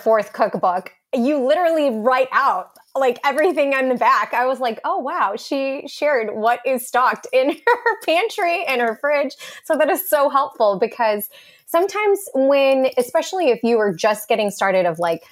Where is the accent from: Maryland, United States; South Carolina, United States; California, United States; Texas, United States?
Texas, United States; I'm from Texas